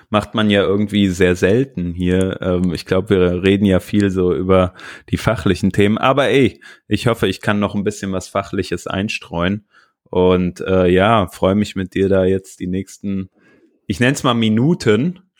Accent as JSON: {"language": "German", "town": "Cologne", "region": "North Rhine-Westphalia", "country": "Germany", "said": "Als Kölner neigt man ja auch dazu, so einen kleinen Lokalpatriotismus zu entwickeln."}